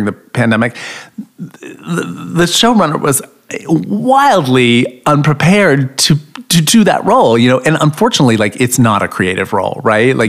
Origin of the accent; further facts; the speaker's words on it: Florida, United States; now in New York, United States; I grew up trailer trash in Florida